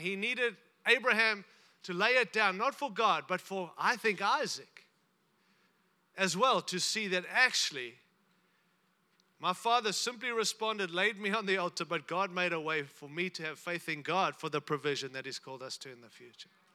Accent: United States; I'm from America

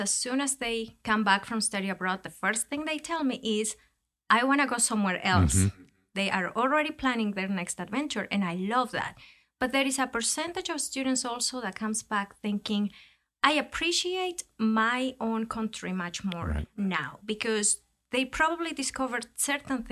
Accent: Ecuador; moved away; also born or lived in United States; I was born and raised in Ecuador

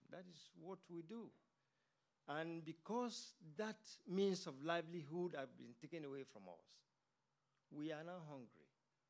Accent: Ogoni, Rivers State, Nigeria; moved away; also born or lived in United Kingdom; I'm from Oguni myself.

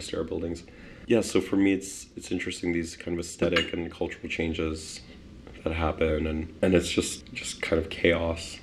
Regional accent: Winnipeg, Manitoba, Canada; also born or lived in Poland; I was born in Poland in 1985 and then came to Winnipeg in 1987

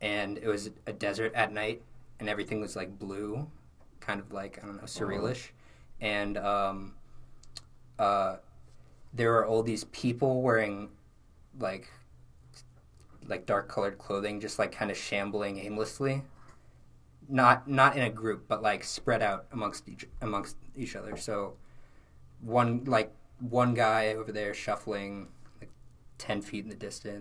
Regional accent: Los Angeles, California, United States; moved away as an adult; now in Syracuse, United States; I'm from Los Angeles, California

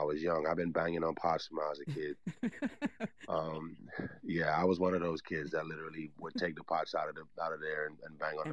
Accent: Bahamas; I have some pretty good memories growing up in the Bahamas

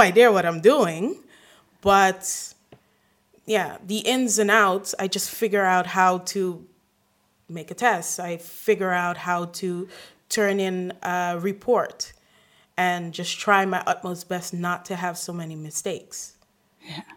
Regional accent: Aruba; first language English; now in Rotterdam, Netherlands; then Spanish, then after that, Papiamento, because I'm from Aruba.

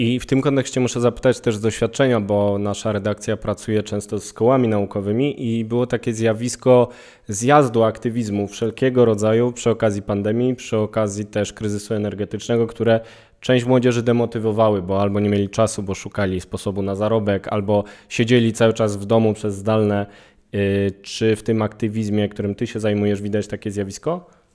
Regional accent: Kraków, Lesser Poland, Poland; też jestem z Krakowa

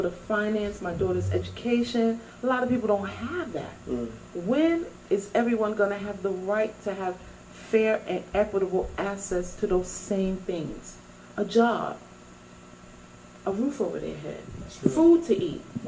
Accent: New York City, New York, United States; also born or lived in Bronx; I was born and raised in Harlem

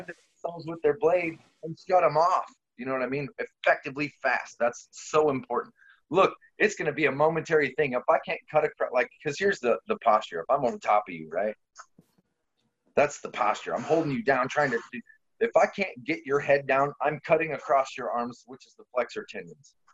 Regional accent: Poland; now in United States; i'm polish

